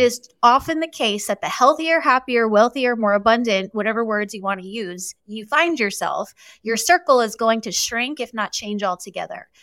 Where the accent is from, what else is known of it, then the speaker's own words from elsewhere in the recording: New York, United States; I was born and raised in New York.